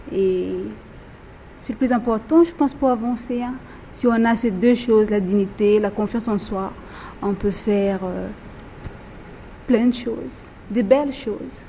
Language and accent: French; Madagascar; now in Réunion, France; je suis originaire de Madagascar